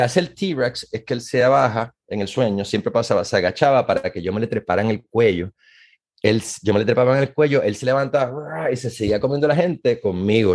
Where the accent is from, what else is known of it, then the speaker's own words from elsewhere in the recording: Puerto Rico; moved away as an adult; now in Maryland, United States; Como muchos puertorriqueños